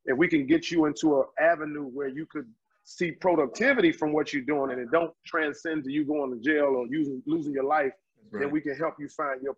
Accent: Washington, District of Columbia, United States; Home for me is Washington, D.C. I grew up in Southeast Washington, D.C. and also in Northeast Washington, D.C. We moved when I was in middle school.

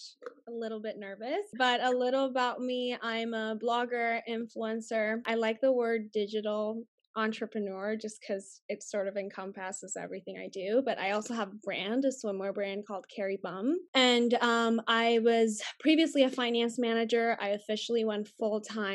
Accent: Puerto Rico; first language Spanish; English is a second language; moved away as an adult; also born or lived in Arizona / Los Angeles / Dallas; My first language is Spanish. I grew up speaking Spanish with my family and everyone at school back home, but we have like regular cable TV in Puerto Rico

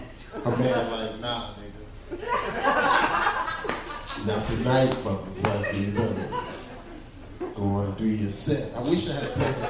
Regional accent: New Jersey, United States; now in Miami, United States; I'm from Jersey, but Liberty City was one of the first cities I went to when I came to Miami

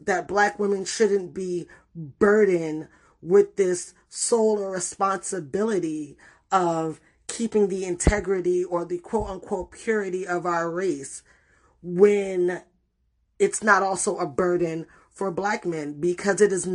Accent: New York City, New York, United States; moved away; also born or lived in Puerto Rico; I grew up in the Bronx

